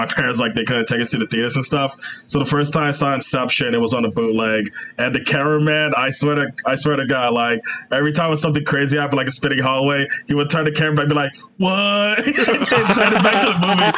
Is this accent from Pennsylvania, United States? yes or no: no; Chicago, Illinois, United States; I'm from Chicago. I was born and raised there. Lived in the South Side for most of my life. Now I reside on the North Side